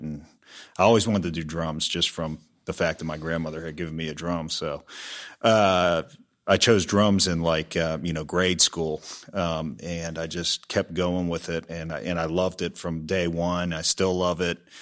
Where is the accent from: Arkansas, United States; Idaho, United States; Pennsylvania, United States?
Pennsylvania, United States; Peters Township; moved away as an adult; also born or lived in Pittsburgh / Nashville; now in Dallas, United States; I grew up in the Peters Township area and went to high school there